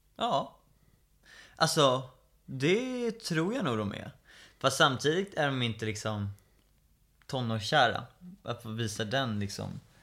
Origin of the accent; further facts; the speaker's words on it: Stockholm, Stockholm County, Sweden; Flyttade till Skarpnäck, växte upp där